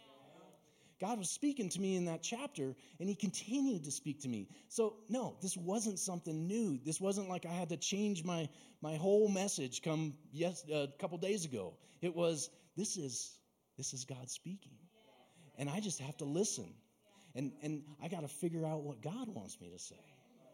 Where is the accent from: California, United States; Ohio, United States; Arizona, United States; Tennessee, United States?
Arizona, United States; Mesa; I grew up down in Mesa, surrounded by orchards